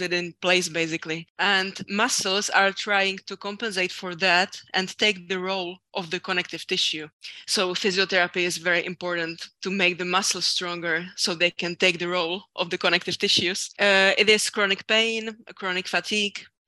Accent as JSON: {"language": "English", "country": "Czechia", "also_born_or_lived": "France", "said": "my whole life in my home country"}